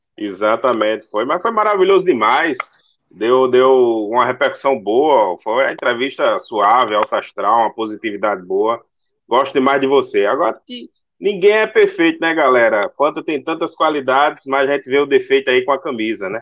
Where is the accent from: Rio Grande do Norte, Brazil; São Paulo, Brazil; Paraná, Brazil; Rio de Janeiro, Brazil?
Rio Grande do Norte, Brazil; Natal